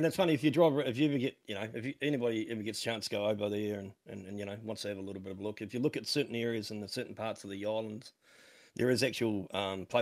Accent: New Zealand; now in Australia; I'm born in New Zealand. Only family member to be born in New Zealand.

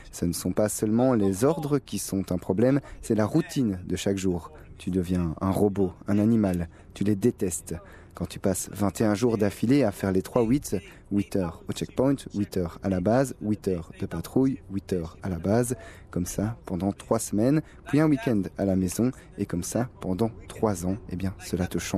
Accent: Tel Aviv, Tel Aviv District, Israel; Je suis né et j'ai grandi à Tel Aviv.

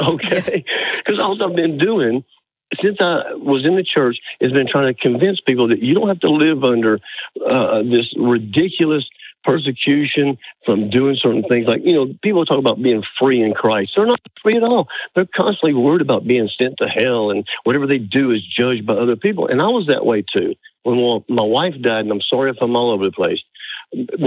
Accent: Birmingham, Alabama, United States; I'm in Northwest Alabama, but I grew up in Birmingham

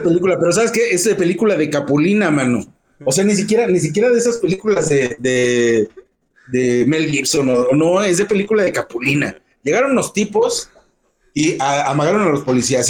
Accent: Guanajuato, Mexico; nosotros como eh, mexicanos, como guanajuatenses

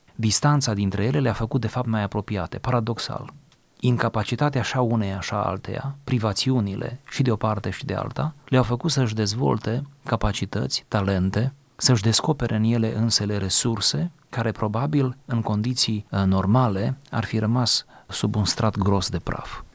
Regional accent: Romania; demnitatea noastră ca români

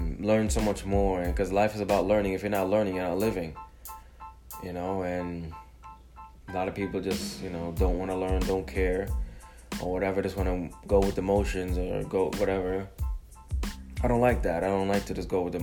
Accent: Jamaica; now in United States; I was born in Jamaica, you know, a third world country, island, whatever you want to call it, came to America

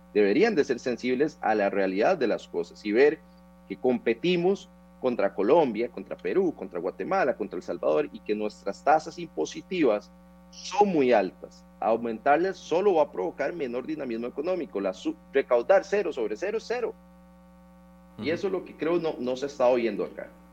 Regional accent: Turrialba, Cartago, Costa Rica; Yo soy de Turrialba

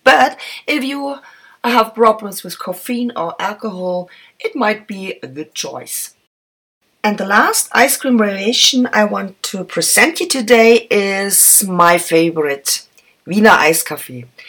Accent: Vienna, Austria; English is a second language; in an original coffee house here in my hometown

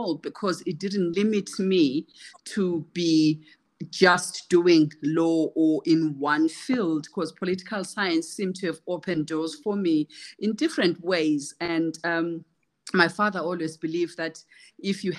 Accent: Kezi, Matabeleland South, Zimbabwe; moved away as an adult; also born or lived in United Kingdom; I call myself a rural girl because I was born in Kezi in Matebeleland South, a semi-arid region. I come from humble beginnings

